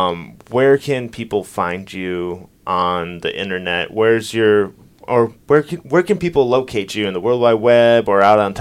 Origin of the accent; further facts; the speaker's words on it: Midwest, United States; I'm actually from the Midwest, so I'm a Bears fan.